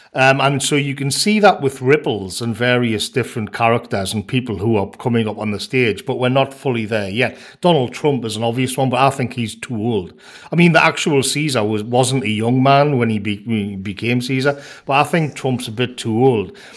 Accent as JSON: {"language": "English", "area": "North Tyneside", "region": "North East England", "country": "United Kingdom", "tie": "born or raised there", "said": "I grew up on North Tynesides"}